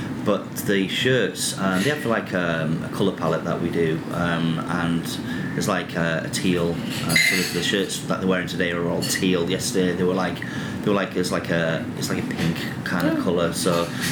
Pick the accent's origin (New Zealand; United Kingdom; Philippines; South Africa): United Kingdom; England; also born or lived in New York; now in Nashville, United States; I'm English as well